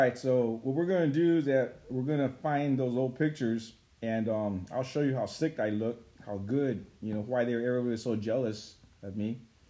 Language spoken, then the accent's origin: English; Fresno, California, United States; also born or lived in San Jose; we moved into Fresno from San Jose, so I was used to the city slickers.